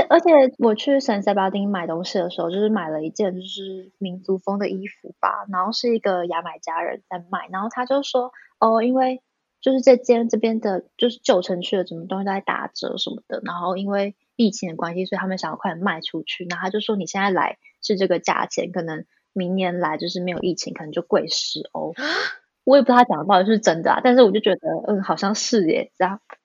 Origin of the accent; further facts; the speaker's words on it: Taiwan; now in Spain; 我是台湾人